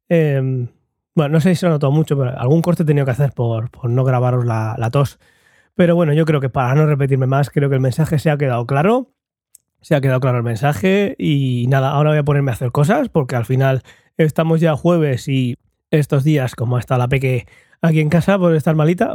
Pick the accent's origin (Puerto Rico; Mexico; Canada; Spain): Spain; Murcia, Region of Murcia; en Murcia, en España